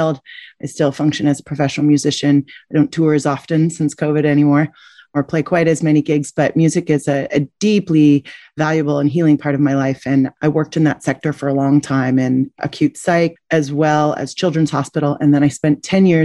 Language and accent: English; Alaska, United States; also born or lived in Nome, Alaska / Juneau, Alaska / Anchorage, Alaska; I was raised on the Bering Sea in Nome, Alaska, as well as Juneau, Alaska in the Tongass National Forest, until I was in high school, where my family then moved to Anchorage.